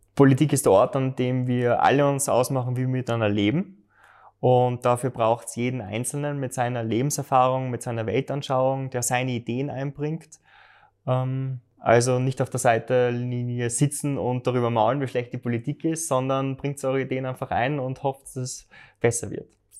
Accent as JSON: {"language": "German", "town": "Graz", "region": "Styria", "country": "Austria", "tie": "born or raised there", "said": "ich wohne in Liebenau, ich hätte fast einen Steinwurf entfernt von der Mur und bin dort aufgewachsen"}